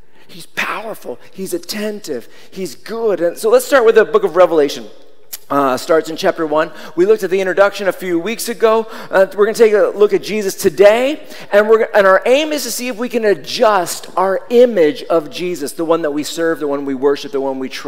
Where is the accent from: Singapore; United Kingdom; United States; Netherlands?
United States; Seattle, Washington; When I was growing up in Seattle